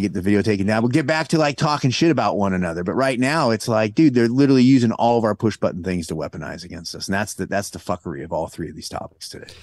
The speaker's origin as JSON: {"language": "English", "region": "California", "country": "United States", "tie": "born or raised there", "said": "there are a bunch of people I grew up with in California"}